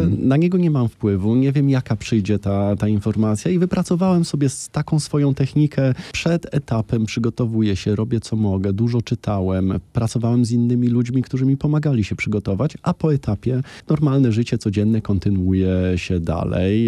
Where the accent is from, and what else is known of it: Łódź, Łódź Voivodeship, Poland; born or raised there